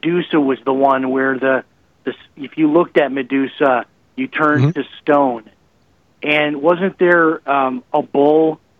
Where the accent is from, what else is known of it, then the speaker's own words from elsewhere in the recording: Chicago, Illinois, United States; accent: Chicago; Yeah, there's a little bit of Chicago in there